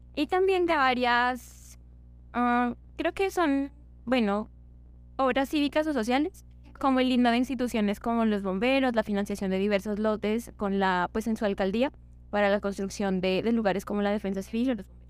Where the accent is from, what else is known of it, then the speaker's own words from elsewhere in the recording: Ipiales, Nariño, Colombia; moved away; Quiero devolverme a mi casa, yo soy de Ipiales